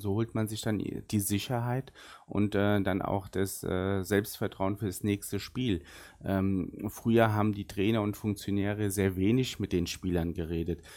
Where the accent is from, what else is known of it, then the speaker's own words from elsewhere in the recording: Bad Nauheim, Hesse, Germany; first language Arabic; German is a second language; also born or lived in Butzbach; Ich bin in Bad Nauheim geboren und äh, mit dem 16. Lebensjahr sind meine Eltern dann nach Butzbach gezogen und dann seitdem